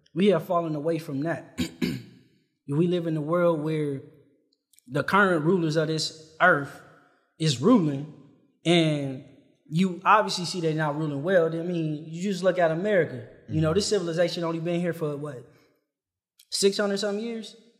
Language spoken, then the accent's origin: English; Compton, California, United States; I'm from Compton